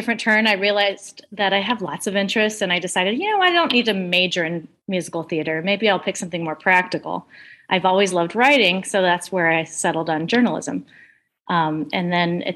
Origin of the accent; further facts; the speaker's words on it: Scottsdale, Arizona, United States; also born or lived in New York City; I grew up in Arizona, Scottsdale, Arizona